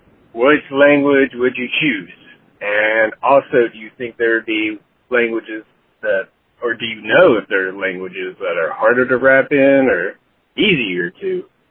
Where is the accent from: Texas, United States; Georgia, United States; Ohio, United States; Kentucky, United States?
Kentucky, United States; I'm from Kentucky